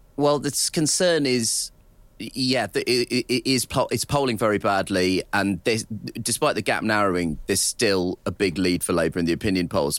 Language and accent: English; United Kingdom; as a British person